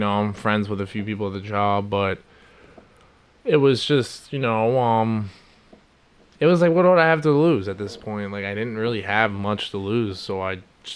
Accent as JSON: {"language": "English", "region": "New York", "country": "United States", "also_born_or_lived": "Virginia", "moved": "yes", "lives_now": "New Jersey, United States", "said": "I'm from New York originally, but Jersey's close enough."}